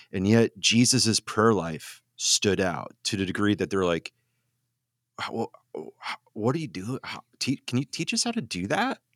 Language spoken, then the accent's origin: English; Wisconsin, United States; I grew up in Redneck, Wisconsin.